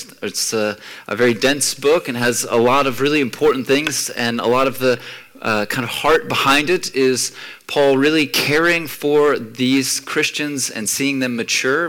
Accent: United States; moved away; growing up in the States

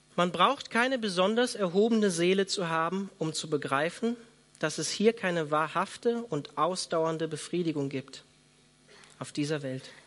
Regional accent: Germany; hier bei uns in Deutschland

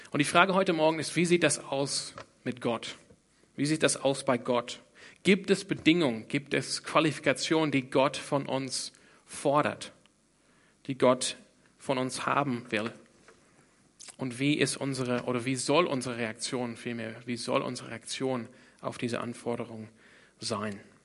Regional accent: Australia; German is a second language; moved away; Ich komme ursprünglich aus Australien. Deshalb kann ich auch einigermaßen Deutsch sprechen. Nee, fast nicht

